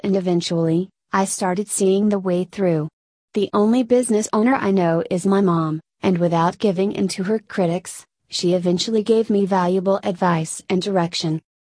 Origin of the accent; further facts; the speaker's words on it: Malaysia; now in Melbourne, Australia; Growing up in Malaysia